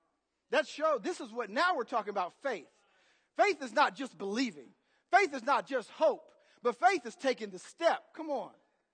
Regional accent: Bloomington, United States; I grew up in Bloomington. And, you know, if you grew up in this city, you would be.

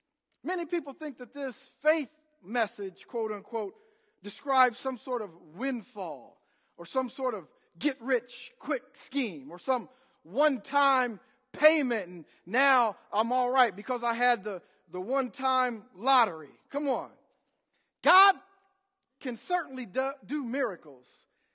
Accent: Bloomington, United States; I grew up in Bloomington. And, you know, if you grew up in this city, you would be.

